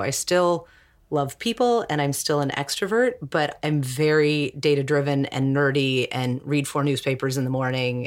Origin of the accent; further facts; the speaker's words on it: Seattle, Washington, United States; I was raised in Seattle, which is a very, like, passive-aggressive, humble type of place